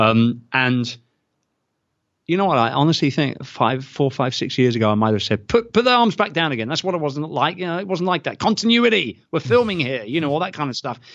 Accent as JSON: {"language": "English", "country": "United Kingdom", "tie": "born or raised there", "moved": "as an adult"}